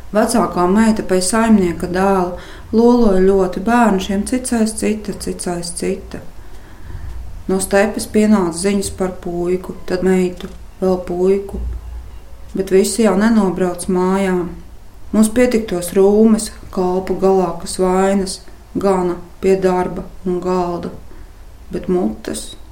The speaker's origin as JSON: {"language": "Latvian", "country": "Latvia", "tie": "born or raised there", "also_born_or_lived": "Kuldīga / Liepāja", "moved": "yes", "said": "Stāsts ir par maniem laukiem, kurus pavadīju visu savu bērnību"}